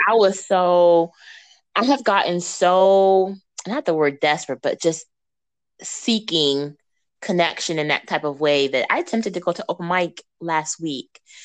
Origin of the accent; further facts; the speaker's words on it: Missouri, United States; now in Memphis, United States; I come from Missouri where we get really beautiful snow